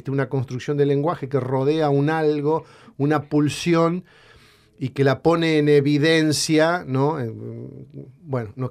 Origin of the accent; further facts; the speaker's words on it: Ceres, Santa Fe, Argentina; En mi pueblo, en Ceres, en el norte de la provincia, en plena guerra, chicas, en plena guerra, yo trabajaba, era empleado municipal